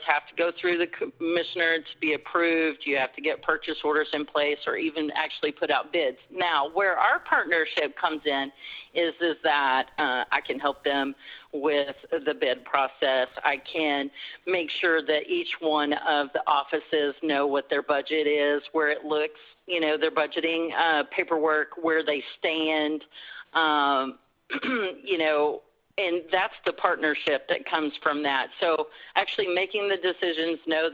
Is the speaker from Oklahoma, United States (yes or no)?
yes; Rush Springs, Oklahoma, United States; I'm from Rush Springs. That's where I graduated and went to high school